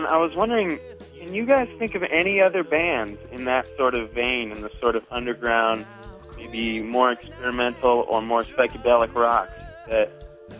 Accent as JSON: {"language": "English", "area": "San Francisco Bay Area", "region": "California", "country": "United States", "moved": "as an adult", "lives_now": "Ann Arbor, United States", "said": "I'm from the San Francisco Bay Area, but just moved to Ann Arbor, Michigan"}